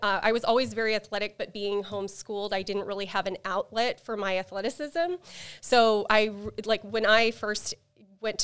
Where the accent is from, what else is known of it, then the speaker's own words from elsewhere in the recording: Alaska, United States; So obviously I'm from Alaska, and I was actually homeschooled my entire life, K-5 through 12th grade